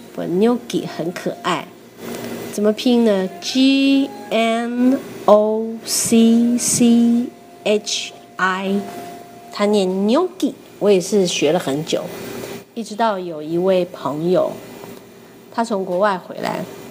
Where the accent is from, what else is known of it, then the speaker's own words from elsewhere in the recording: Taiwan; 我从台湾来